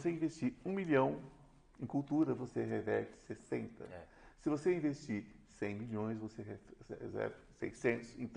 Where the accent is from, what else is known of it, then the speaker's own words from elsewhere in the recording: Jundiaí, São Paulo, Brazil; Eu nasci em Jundiaí